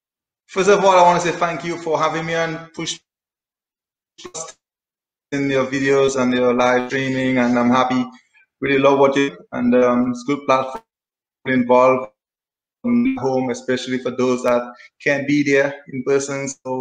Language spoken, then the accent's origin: English; Saint David, Dominica; We're going to take a trip now to Kalinago territory as we know it now, formerly known as Carib Reserve, Sally Bear. Well, growing up in the country, you know, it's beautiful.